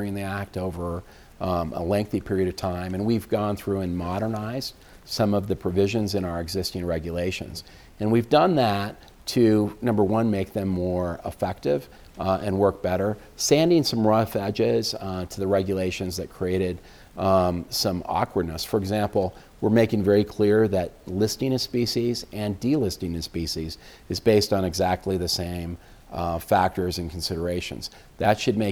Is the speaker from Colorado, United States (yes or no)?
yes; Colorado, United States; now in Washington, D.C., United States; I grew up in the West